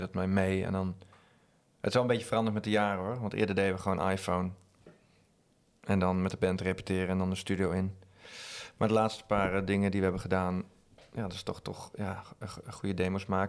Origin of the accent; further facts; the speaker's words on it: Drenthe, Netherlands; also born or lived in Utrecht; Wij komen uit Drenthe, dus dan is het uh, harde R.